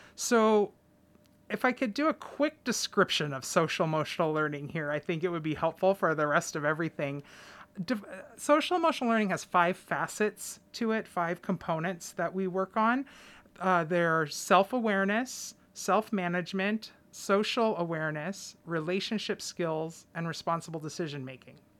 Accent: Clatsop County, Oregon, United States; I am somebody who was born and raised in Clatsop County

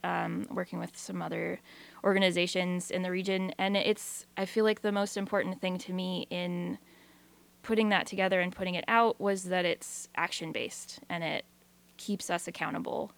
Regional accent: Newport, Washington, United States; moved away as an adult; now in Astoria, United States; I'm from Eastern Washington originally, north of Spokane, in a tiny little town called Newport

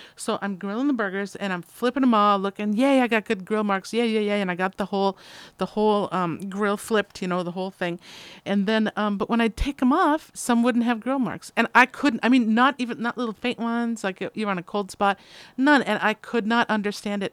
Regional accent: Midwest, United States; moved away; I'm from the Midwest

